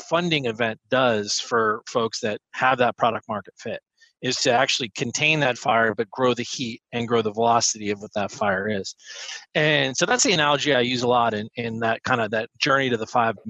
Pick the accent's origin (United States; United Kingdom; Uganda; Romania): United States; outside of Philadelphia, Pennsylvania; I grew up outside of Philadelphia